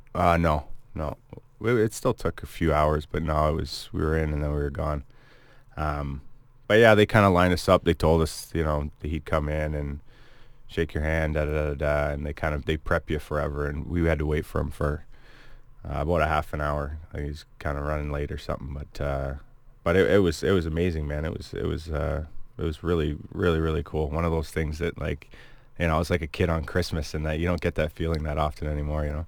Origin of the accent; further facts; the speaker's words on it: Cayuga, Ontario, Canada; also born or lived in Hamilton, Ontario / Sault Ste. Marie, Ontario; I'm from Cayuga, but then, you know, a lot of my family was in Hamilton, so I'd stay the summers there